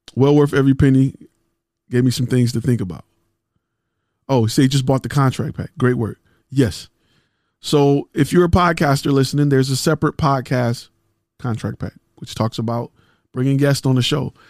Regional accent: Detroit, Michigan, United States; I'm from Detroit

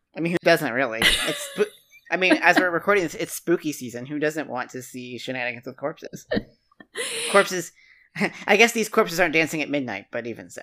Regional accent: West Virginia, United States; moved away; That's three times larger than my hometown. in West Virginia.

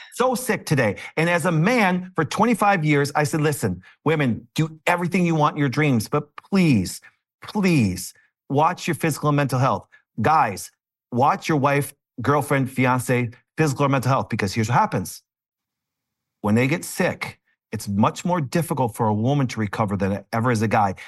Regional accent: Green Bay, Wisconsin, United States; I'm from Green Bay, Wisconsin

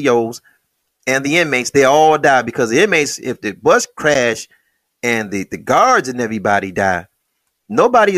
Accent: Detroit, Michigan, United States; If you took 500 Detroiters and we speak English

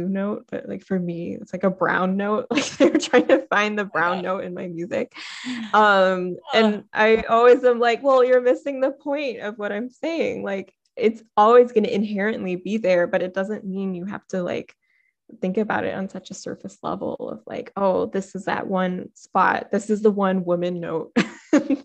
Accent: United States; my identity as an Indian American

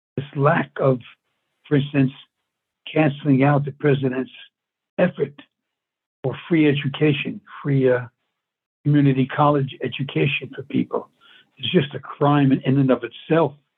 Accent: New York City, New York, United States; I was brought up in New York

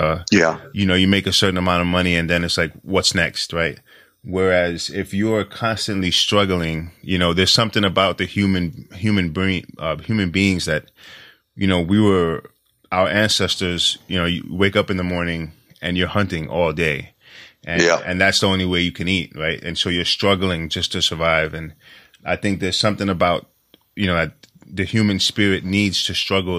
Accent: New York, United States; You know, I'm from New York. It's such a different culture, you know.

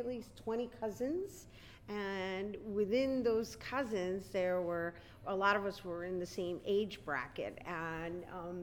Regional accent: New York City, New York, United States; I'm born and raised in El Barrio, New York

